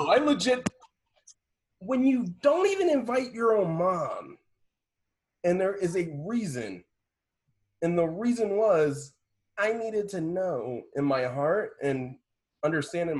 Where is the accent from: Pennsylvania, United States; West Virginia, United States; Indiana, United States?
Indiana, United States; Indianapolis; me from the south side of Indianapolis